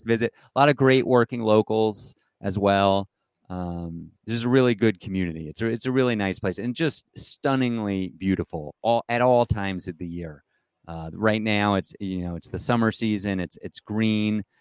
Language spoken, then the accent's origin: English; East Coast, United States; moved away as an adult; also born or lived in Denver, Colorado; now in Colorado, United States; I grew up on the East Coast, but I've been out here about twenty-five years